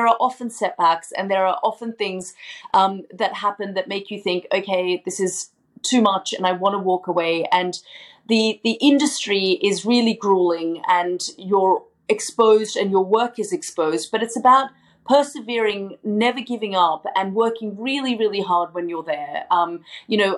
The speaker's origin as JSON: {"language": "English", "country": "Australia", "moved": "as an adult", "said": "I'm still Australian and I still travel on my Australian passport. I still very much describe myself as an Australian journalist"}